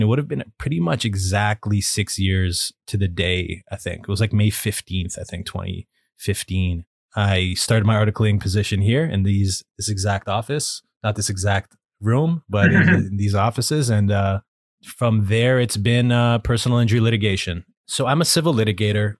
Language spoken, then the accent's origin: English; Toronto, Ontario, Canada; moved away as an adult; now in Vancouver, Canada; I was born and raised in Toronto, Ontario, Canada